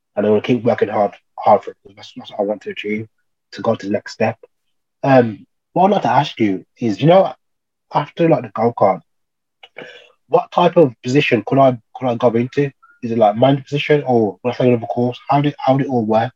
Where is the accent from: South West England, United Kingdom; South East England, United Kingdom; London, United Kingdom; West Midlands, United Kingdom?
West Midlands, United Kingdom; Birmingham; now in Loughborough, United Kingdom; I'm originally from Birmingham, Cow accent.